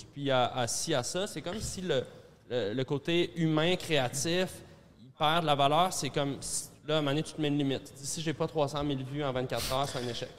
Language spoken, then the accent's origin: French; Centre-Sud, Quebec, Canada; j'ai grandi dans le Centre-Sud